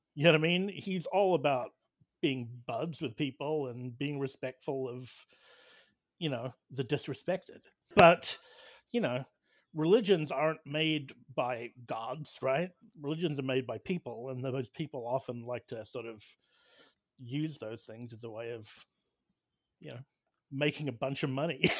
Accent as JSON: {"language": "English", "country": "New Zealand", "tie": "born or raised there", "said": "I hail from New Zealand"}